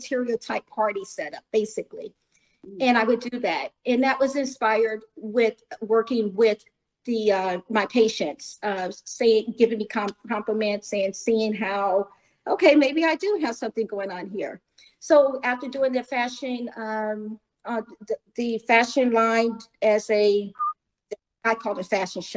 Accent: Columbia, Missouri, United States; I was, probably 12, 14 years old, growing up in Columbia, Missouri

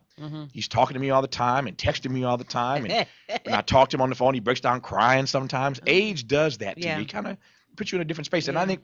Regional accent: Kokomo, Indiana, United States; moved away as an adult; also born or lived in Mississippi; now in Los Angeles, United States; my hometown of Kokomo, Indiana.

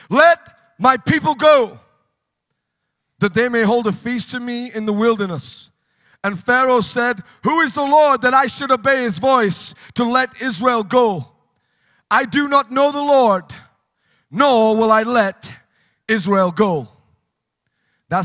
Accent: United Kingdom; moved away as an adult; now in United States; But in the United Kingdom, we call it a queue

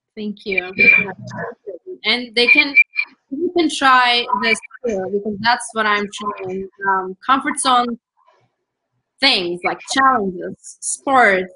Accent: Turkey; English is a second language; moved away as an adult; now in United States; I'm from Turkey

